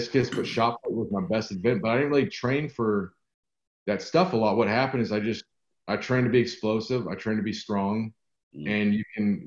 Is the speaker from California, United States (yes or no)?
yes; Santa Barbara, California, United States; now in Texas, United States; I live in Texas now, but I grew up in Santa Barbara, California